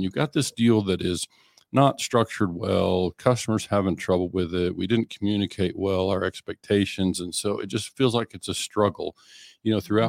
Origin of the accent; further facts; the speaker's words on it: Oklahoma, United States; I was in Oklahoma